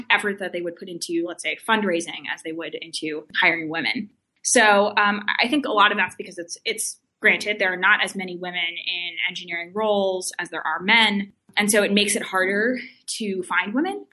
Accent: Glendale, California, United States; moved away as an adult; also born or lived in Stanford; originally, I'm from uh, Glendale, which is kind of a suburb of Los Angeles. I grew up there pretty much all my life

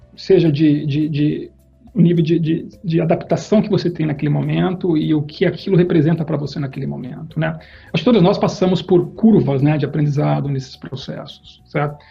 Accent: Campinas, São Paulo, Brazil; Eu fui criado numa família que tinha um negócio, um negócio comercial em Campinas, eu sou de Campinas

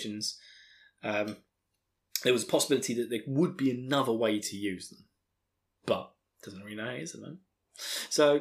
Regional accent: Essex, East of England, United Kingdom; accent: Essex; my terrible Essex accent

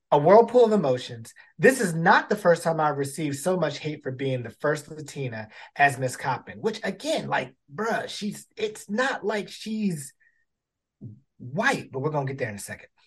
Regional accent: Baltimore, Maryland, United States; Baltimore. Shout out to my hometown.

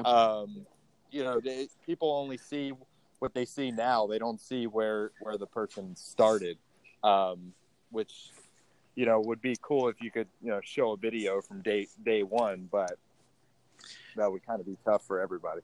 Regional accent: Baltimore, Maryland, United States; moved away as an adult; also born or lived in Indiana; now in Austin, United States; I was born and raised in in Baltimore, Maryland.

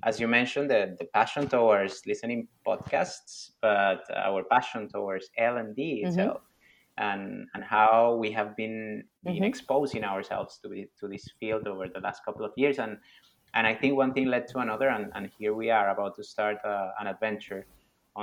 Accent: Venezuela; moved away as an adult; also born or lived in Dubai, United Arab Emirates; now in Abu Dhabi, United Arab Emirates; I'm from Venezuela, based in the United Arab Emirates for the last 9 years.

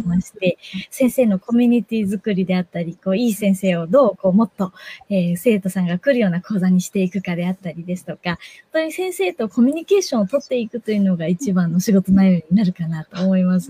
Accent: Shiga, Japan; moved away as an adult; now in Tokyo, Japan; 自分もずっと地方の滋賀県のど田舎で育ってきて、で、社会人になって初めて東京に出たんですけれども

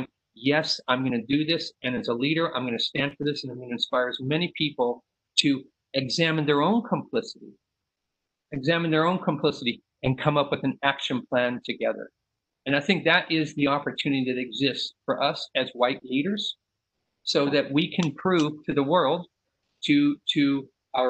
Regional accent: San Leandro, California, United States; I'm from the Bay Area. I grew up in San Leandro.

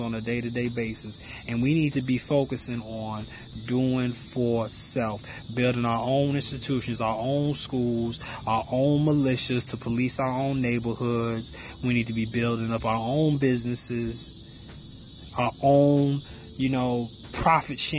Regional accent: Chicago, Illinois, United States; I grew up in the Chicago area. You know what I'm saying? In and around the city of Chicago.

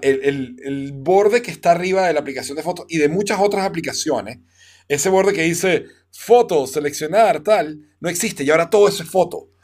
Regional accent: Venezuela; yo como venezolano

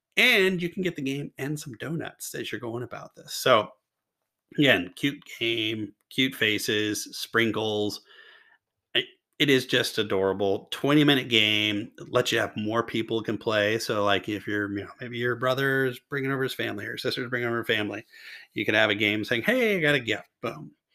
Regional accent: Louisville, Kentucky, United States; the hometown hero Jennifer Lawrence from my hometown as well

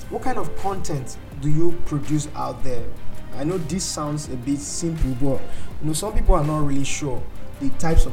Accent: Nigeria; I'm a Nigerian

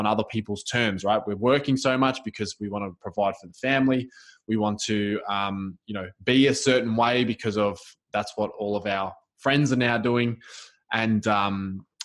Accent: Melbourne, Victoria, Australia; I'm from Melbourne, Australia

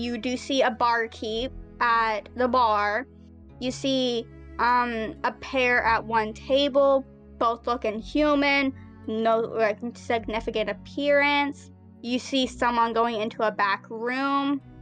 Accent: United States; I'm American

